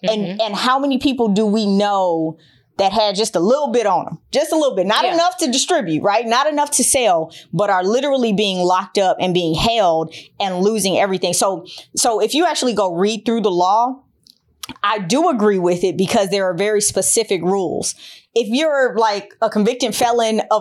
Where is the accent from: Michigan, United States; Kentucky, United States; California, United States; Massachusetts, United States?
Michigan, United States; Detroit; I'm from Detroit